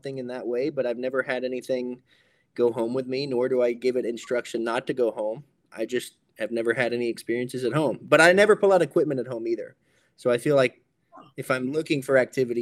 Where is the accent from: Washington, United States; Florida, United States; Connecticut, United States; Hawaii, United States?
Hawaii, United States; I'm Native Hawaiian